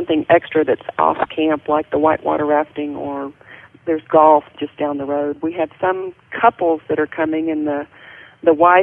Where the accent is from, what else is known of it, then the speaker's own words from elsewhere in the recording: Texas, United States; moved away as an adult; also born or lived in Montana; now in Red Lodge, Montana, United States; I'm a Texan. I've just been up here about 10 years